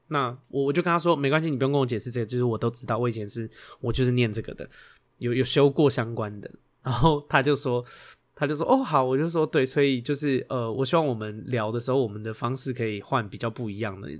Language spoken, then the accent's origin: Chinese; Xindian, New Taipei, Taiwan; 我是在新店长大的台北人